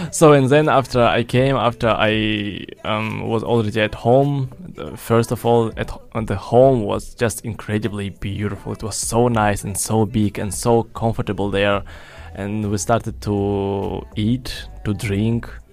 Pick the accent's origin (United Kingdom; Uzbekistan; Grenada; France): Uzbekistan; moved away as an adult; now in China; I was born in Uzbekistan and I was studying in a German school in Uzbekistan.